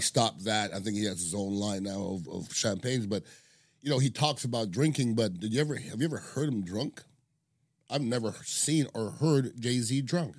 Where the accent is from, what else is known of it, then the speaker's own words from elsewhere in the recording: Montreal, Quebec, Canada; moved away; I'm from Montreal, Canada